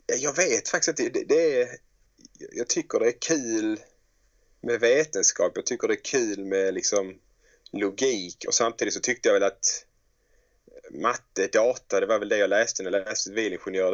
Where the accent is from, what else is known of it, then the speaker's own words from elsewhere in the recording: Helsingborg, Skåne, Sweden; Drottninghög där jag växte upp